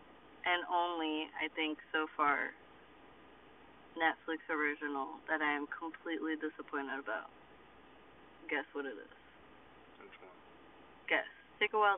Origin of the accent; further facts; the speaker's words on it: Boston, Massachusetts, United States; also born or lived in Colombia; I was born here in Boston, but all my family's from Colombia.